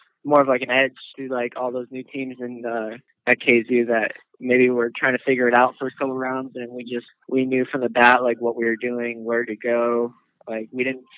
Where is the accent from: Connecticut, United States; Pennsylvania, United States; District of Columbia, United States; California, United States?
Pennsylvania, United States; now in Sarasota, United States; originally from Pennsylvania, and now I live in Sarasota, Florida